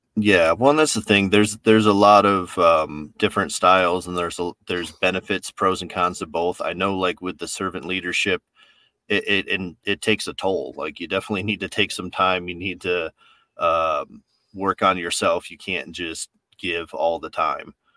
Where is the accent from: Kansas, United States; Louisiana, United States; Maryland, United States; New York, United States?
New York, United States; I'm from New York, so I've got that, that just like no nonsense way of talking